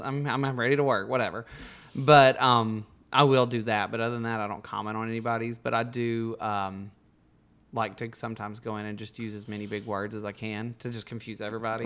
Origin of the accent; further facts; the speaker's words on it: Bug Tussle, Alabama, United States; my hometown of Bug Tussle.